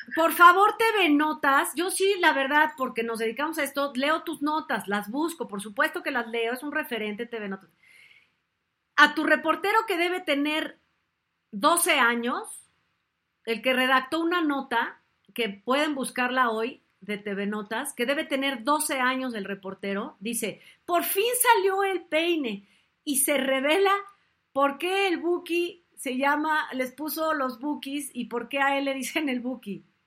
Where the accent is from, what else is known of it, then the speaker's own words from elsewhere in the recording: Mexico; yo soy mexicana.